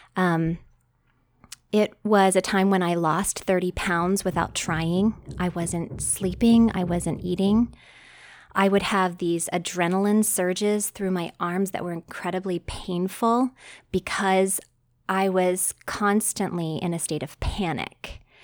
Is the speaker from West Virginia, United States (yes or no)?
yes; West Virginia, United States; moved away as an adult; also born or lived in Arizona; I grew up in West Virginia